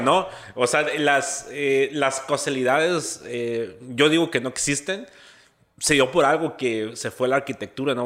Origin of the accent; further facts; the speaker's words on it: Santa Rosalía, Baja California Sur, Mexico; Yo soy, yo soy de Santa Rosalía.